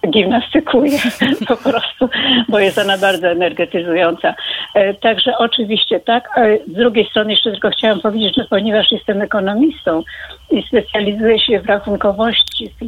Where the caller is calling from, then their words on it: Warsaw, Masovian Voivodeship, Poland; Dochodzi, dochodzi, bo jestem z Warszawy.